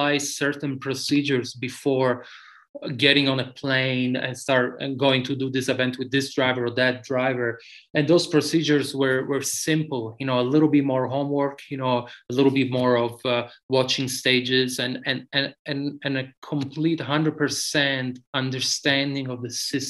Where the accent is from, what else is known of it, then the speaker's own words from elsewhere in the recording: Sicily, Italy; moved away as an adult; now in United States; I grew up in tarmac in the stages in Sicily